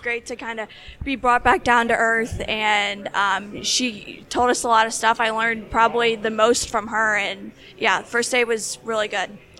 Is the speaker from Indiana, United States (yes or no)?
yes; Indianapolis, Indiana, United States; I'm from Indianapolis, Indiana